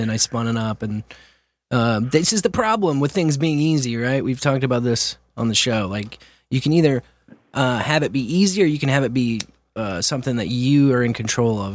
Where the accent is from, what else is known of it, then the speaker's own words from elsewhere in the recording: Kearney, Missouri, United States; my hometown, Kearney